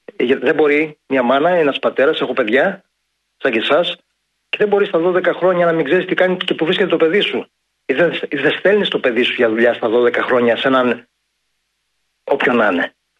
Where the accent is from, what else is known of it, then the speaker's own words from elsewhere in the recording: Ioannina, Epirus, Greece; Ταγιάννα, η πατρίδα μου, ιδιαίτερη πατρίδα μου